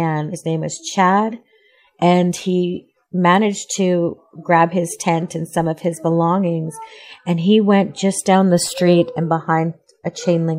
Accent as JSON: {"language": "English", "region": "Alberta", "country": "Canada", "said": "So I'm from Treaty 6 territory. I live just outside of Edmonton."}